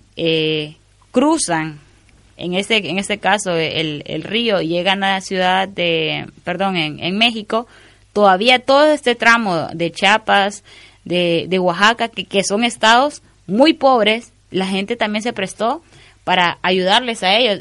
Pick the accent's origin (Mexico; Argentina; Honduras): Honduras; como hondureña